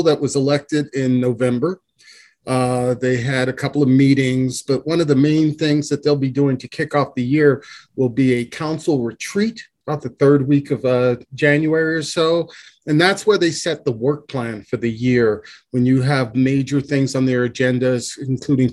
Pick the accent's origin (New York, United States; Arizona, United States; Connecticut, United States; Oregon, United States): New York, United States; New York City; now in Boulder, United States; I'm originally from the East Coast, from New York City